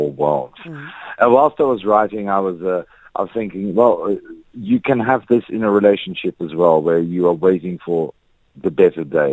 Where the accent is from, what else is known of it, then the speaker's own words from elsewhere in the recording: Netherlands; now in South Africa; I'm from the Netherlands, where we have snow